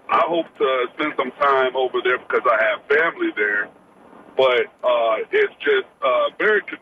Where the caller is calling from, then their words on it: Florida, United States; I'm on the road just right now uh, in Central Florida.